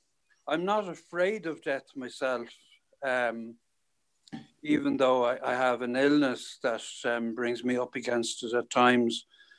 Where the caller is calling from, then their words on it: Dublin, Leinster, Ireland; I'm calling from Dublin in Ireland.